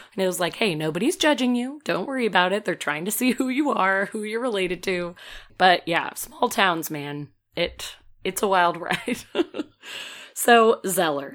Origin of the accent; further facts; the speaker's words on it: Peoria, Illinois, United States; moved away; Bartonville, Illinois, very close to my hometown